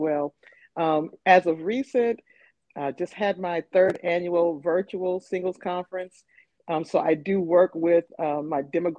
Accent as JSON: {"language": "English", "town": "Flint", "region": "Michigan", "country": "United States", "moved": "as an adult", "lives_now": "Nashville, United States", "said": "I am originally from Flint, Michigan, but I have been living in Nashville, Tennessee for 10 plus years now."}